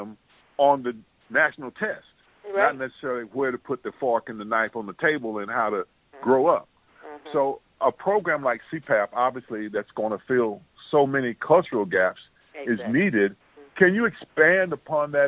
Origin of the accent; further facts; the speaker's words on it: North Carolina, United States; In 1965, the state of North Carolina had something called the Freedom of Choice Act, and I participated in that, and I could go to any school that I chose, and I chose to integrate the high school in my hometown